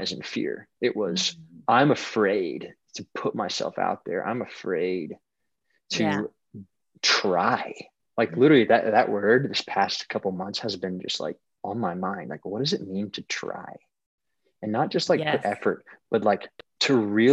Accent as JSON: {"language": "English", "region": "Southeast", "country": "United States", "tie": "born or raised there", "also_born_or_lived": "California", "moved": "yes", "said": "I grew up in the Southeast"}